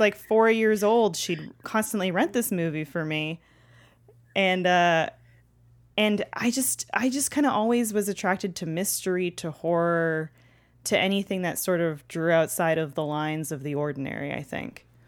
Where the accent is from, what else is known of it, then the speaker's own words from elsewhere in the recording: Toronto, Ontario, Canada; now in Los Angeles, United States; growing up in Canada where it's snowy eight months of the year